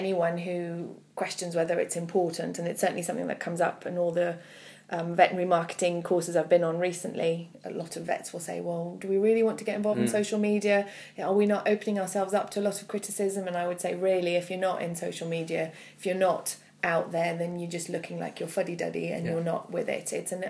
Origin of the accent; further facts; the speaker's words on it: Malmö, Skåne, Sweden; English is a second language; also born or lived in Canada; now in United Kingdom; Yes, that's right, I'm from Malmö in Sweden.